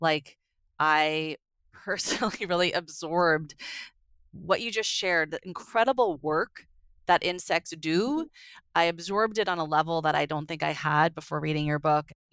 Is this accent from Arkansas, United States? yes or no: no; San Francisco Bay Area, California, United States; also born or lived in New Jersey; I grew up in the San Francisco Bay Area, but spent all my summers in New Jersey